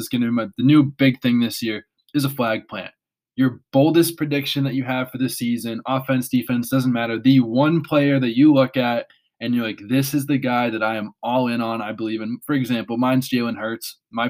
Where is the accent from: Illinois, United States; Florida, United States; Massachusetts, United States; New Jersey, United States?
Massachusetts, United States; Boston; I grew up in Boston.